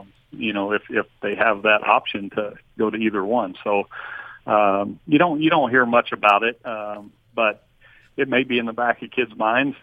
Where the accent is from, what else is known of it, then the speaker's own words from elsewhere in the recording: Texas, United States; moved away as an adult; also born or lived in Utah; I grew up in Texas